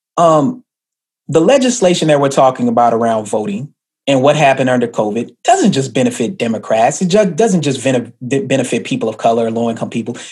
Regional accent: Atlanta, Georgia, United States; moved away; also born or lived in Stone Mountain, Georgia / Tennessee; I grew up in Atlanta. I grew up in Stone Mountain

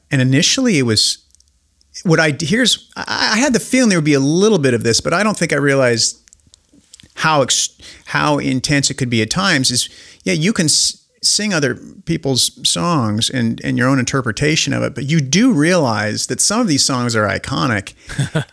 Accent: Spokane, Washington, United States; I'm this dork from Spokane, Washington.

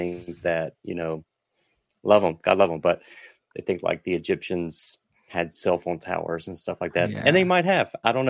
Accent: the South, United States; So I'm Southerner. So I'll just blame it on being Southern.

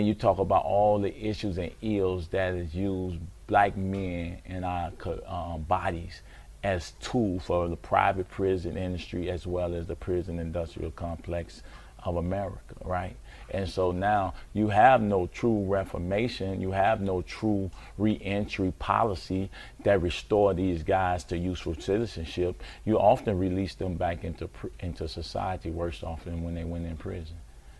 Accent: Chicago, Illinois, United States; Born and raised in Chicago, Inglewood, and man, all my life.

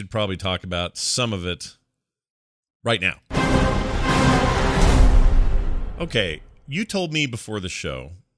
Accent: Salt Lake City, Utah, United States; I can tell you growing up here where I grew up in Salt Lake City, it has always been a huge deal.

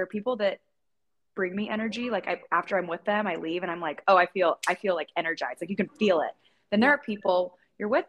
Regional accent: Indiana, United States; moved away as an adult; also born or lived in Arizona; now in Los Angeles, United States; when I moved from Indiana to Arizona, whenever I went to college at ASU, all my friends and family back home

